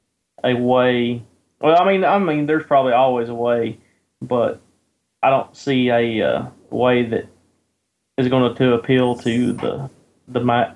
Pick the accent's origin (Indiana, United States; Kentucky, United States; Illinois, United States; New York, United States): Kentucky, United States; No, I'm from Kentucky.